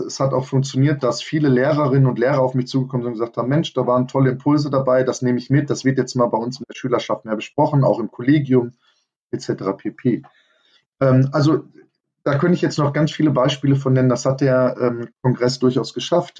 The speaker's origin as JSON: {"language": "German", "country": "Germany", "said": "bei uns in Deutschland"}